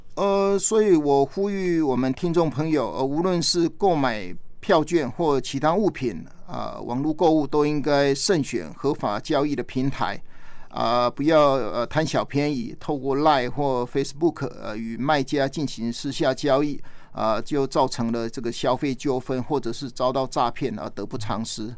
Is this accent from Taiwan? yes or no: yes; Taiwan; 我们台湾人